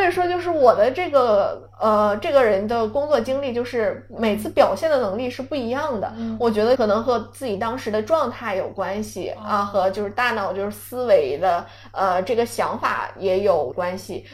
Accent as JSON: {"language": "Chinese", "town": "Songyuan", "region": "Jilin", "country": "China", "moved": "yes", "said": "作为一个松原人"}